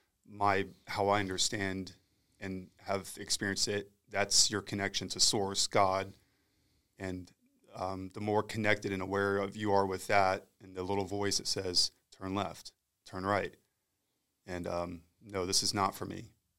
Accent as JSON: {"language": "English", "town": "Eglin", "region": "Florida", "country": "United States", "tie": "born or raised there", "said": "And then I was born and raised at, or born at Eglin, and then grew up here in the area and was raised."}